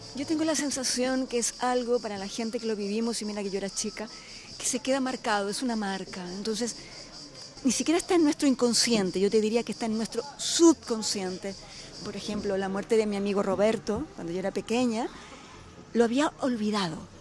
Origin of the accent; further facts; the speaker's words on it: Chile; siendo chilena